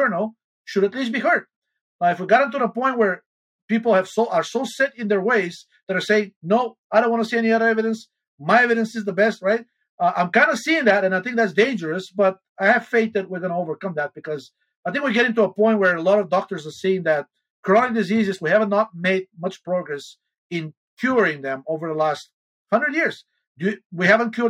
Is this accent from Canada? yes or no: no; Bulgaria; moved away; I'm originally from Bulgaria